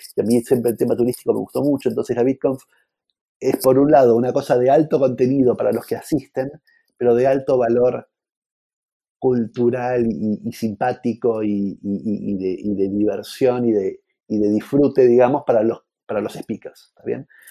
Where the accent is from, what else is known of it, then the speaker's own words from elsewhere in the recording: Argentina; somos argentinos